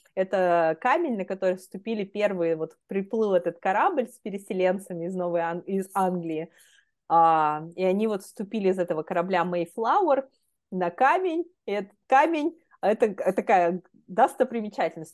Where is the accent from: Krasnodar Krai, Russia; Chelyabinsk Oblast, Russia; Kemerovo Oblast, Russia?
Chelyabinsk Oblast, Russia; Magnitogorsk; also born or lived in Philadelphia, United States; now in Boston, United States; я сама из Магнитогорска